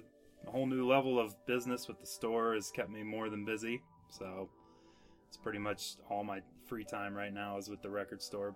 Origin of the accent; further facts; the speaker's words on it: Fairfield, Ohio, United States; Down in Fairfield, it's north of Cincinnati.